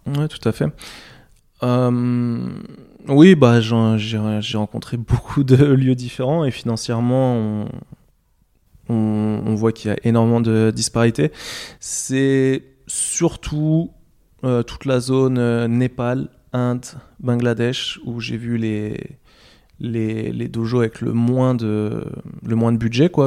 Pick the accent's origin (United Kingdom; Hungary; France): France; moved away; je suis français